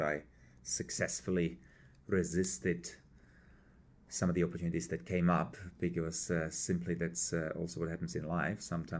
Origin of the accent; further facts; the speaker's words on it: Prague, Czechia; born there; English is a second language; also born or lived in Germany / Switzerland; So I was born in Prague in a family of German parents. Spent some time in Czech, in Germany, had then a global role in Switzerland for Hilti